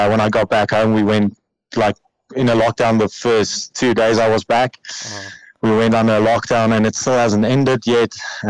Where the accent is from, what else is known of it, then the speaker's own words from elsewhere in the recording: Parys, Free State, South Africa; I'm back home. I'm in Parys, in my hometown.